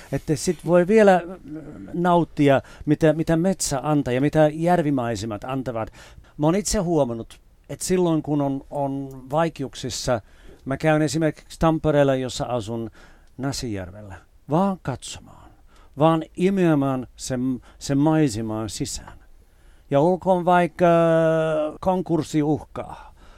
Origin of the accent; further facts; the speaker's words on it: United Kingdom; moved away as an adult; now in Finland; kun mä olin nuori ja asuin vielä siellä